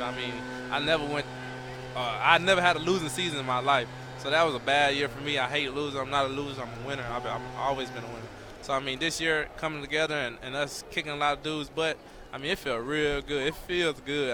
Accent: Texas, United States; moved away; also born or lived in Utah; I'm a Texan

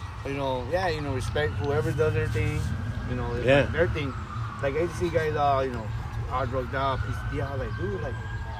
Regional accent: East Los Angeles, California, United States; that's what we grew up here in East LA.

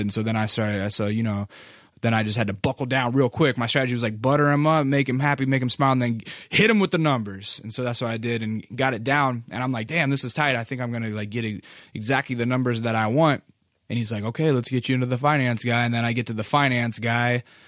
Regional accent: Alaska, United States; now in Culver City, United States; I'm from Alaska

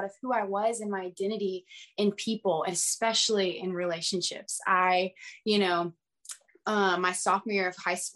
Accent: outside of Atlanta, Georgia, United States; I grew up outside of Atlanta, my whole life.

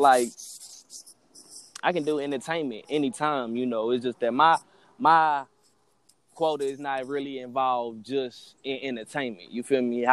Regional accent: Knoxville, Tennessee, United States; also born or lived in Memphis, Tennessee; I'm from East Knoxville, Tennessee

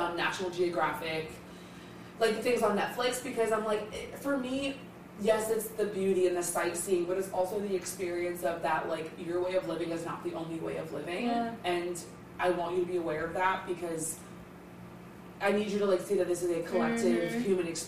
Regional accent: Concord, North Carolina, United States; I'm from Concord

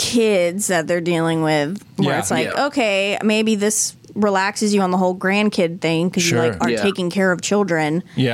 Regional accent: the Valley, California, United States; also born or lived in Davis; I grew up in the Valley, so it was very different from where I grew up

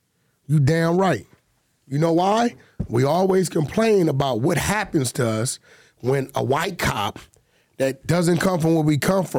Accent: United States; I'm American, bro.

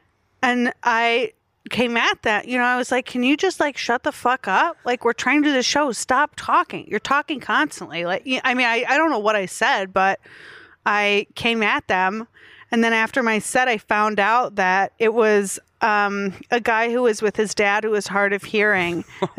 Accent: Milwaukee, Wisconsin, United States; moved away; also born or lived in Chicago; I'm from Milwaukee.

